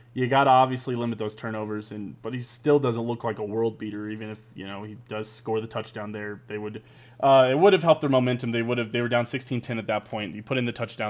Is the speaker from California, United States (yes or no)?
no; Raytown, Missouri, United States; From my hometown of Raytown, Missouri